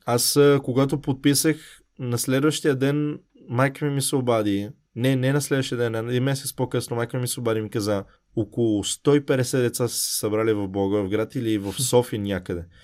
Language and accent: Bulgarian; Bulgaria; moved away; also born or lived in Italy; аз съм от България